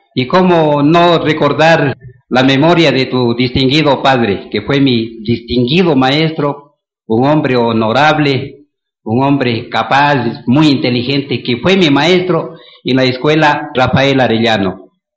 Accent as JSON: {"language": "Spanish", "town": "Mira", "region": "Carchi", "country": "Ecuador", "also_born_or_lived": "Quito", "moved": "yes", "said": "soy mireño, porque vengo de un hogar humilde"}